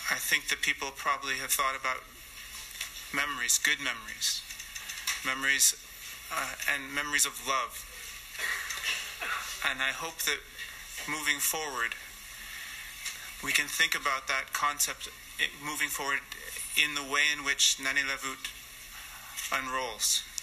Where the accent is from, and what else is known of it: Inuit Nunangat, Canada